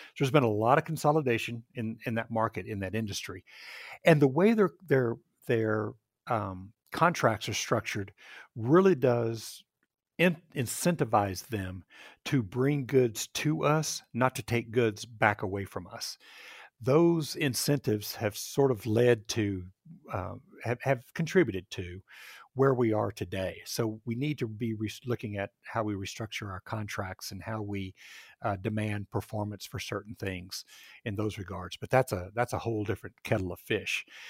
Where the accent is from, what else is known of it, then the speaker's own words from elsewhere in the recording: Texas, United States; moved away as an adult; now in Seattle area, United States; I grew up in Texas, went to Texas A and M